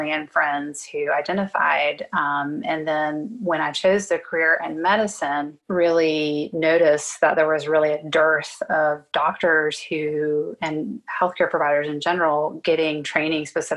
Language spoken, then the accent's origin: English; South Carolina, United States; also born or lived in Philadelphia; now in Atlanta, United States; I trained here in the South. I'm from South Carolina